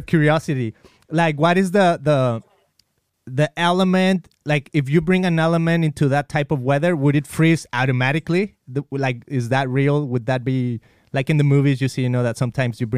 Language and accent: English; Mexico; I grew up in Mexico and I remember like being in elementary school